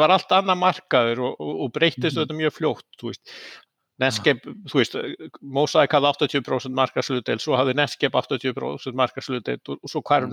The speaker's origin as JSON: {"language": "Icelandic", "town": "Seltjarnarnes", "region": "Capital Region", "country": "Iceland", "tie": "born or raised there", "also_born_or_lived": "Oslo, Norway", "moved": "as an adult", "said": "ég fættur og uppalinn á Íslandi uh, mm. á mhm. Seltjarnesi"}